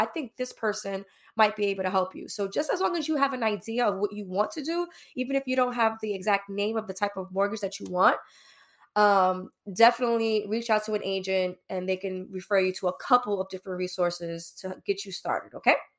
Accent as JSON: {"language": "English", "town": "New York City", "region": "New York", "country": "United States", "tie": "born or raised there", "moved": "yes", "lives_now": "New Jersey, United States", "said": "locally based in New Jersey, born and raised in New York, East New York, Brooklyn"}